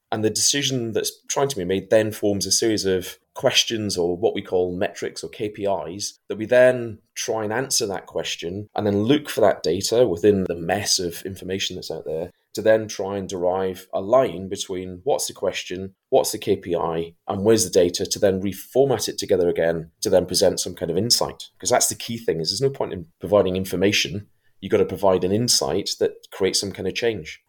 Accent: Scotland, United Kingdom; I'm actually in Scotland

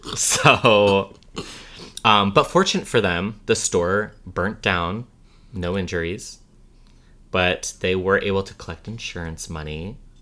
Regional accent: Illinois, United States; I'm from Illinois

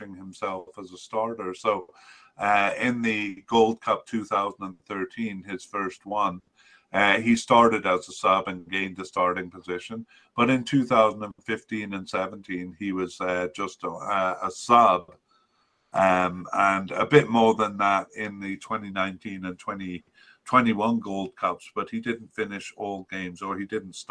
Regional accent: Canada; as a Canadian

